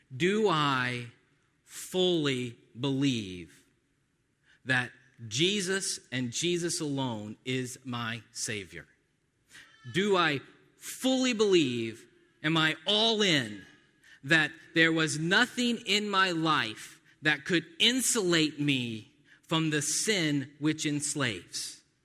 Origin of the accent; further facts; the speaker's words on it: United States; by nature of being American, Because we're born in the West